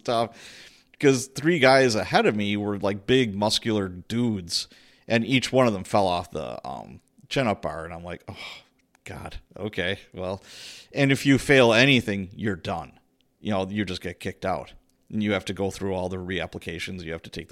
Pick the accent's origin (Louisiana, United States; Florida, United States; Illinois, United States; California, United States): Illinois, United States; Chicago; moved away; also born or lived in Milwaukee; When I was a kid, I grew up in Chicago, Illinois.